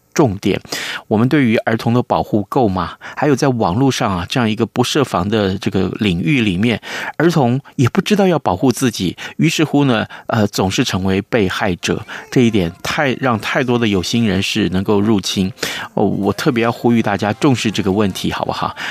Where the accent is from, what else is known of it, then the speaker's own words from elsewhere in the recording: Taiwan; 我们台湾人